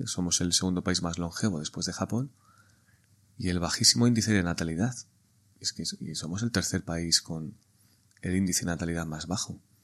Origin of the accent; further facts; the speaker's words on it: Spain; somos españoles